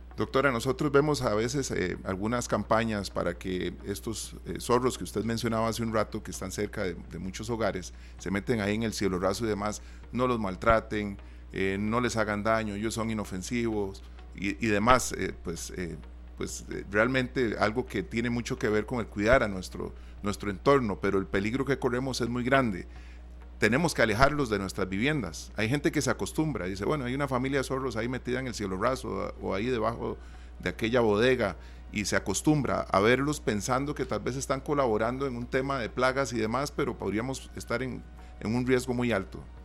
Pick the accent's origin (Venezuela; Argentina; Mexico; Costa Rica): Costa Rica; nosotros como costarricenses